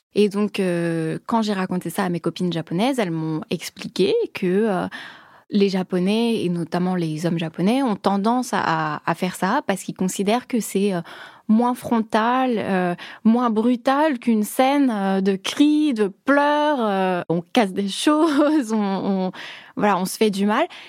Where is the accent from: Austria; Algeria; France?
France; moved away as an adult; now in Tokyo, Japan; en tant que Française